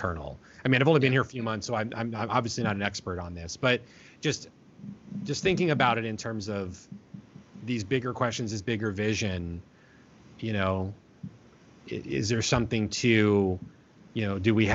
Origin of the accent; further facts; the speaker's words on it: Florida, United States; now in Hawaii, United States; I come from Florida, which is not really the South